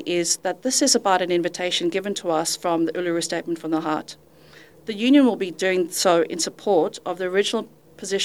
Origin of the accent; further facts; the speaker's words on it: Zimbabwe; moved away as an adult; also born or lived in United Kingdom; now in Western Australia, Australia; I'm originally from Zimbabwe